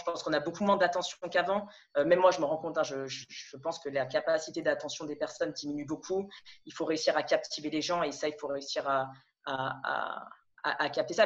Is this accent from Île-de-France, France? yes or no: yes; Paris region, Île-de-France, France; moved away as an adult; also born or lived in Lille / Montreal / Toulouse / Montpellier; now in Amsterdam, Netherlands; Je suis née, euh, alors en région parisienne. J'ai vécu jusqu'à mes dix-sept, dix-huit ans